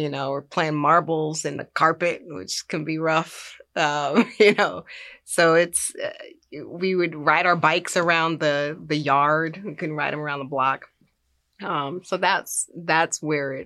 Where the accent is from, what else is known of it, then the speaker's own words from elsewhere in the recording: Los Angeles, California, United States; I grew up in South Central Los Angeles.